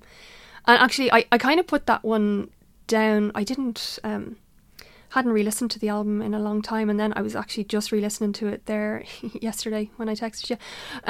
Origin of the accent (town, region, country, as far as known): Dún Laoghaire, County Dublin, Ireland; born or raised there